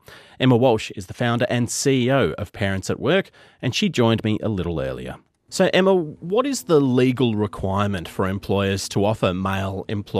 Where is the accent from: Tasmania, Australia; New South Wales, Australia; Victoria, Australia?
Tasmania, Australia; Launceston; being a 16-year-old growing up in Launceston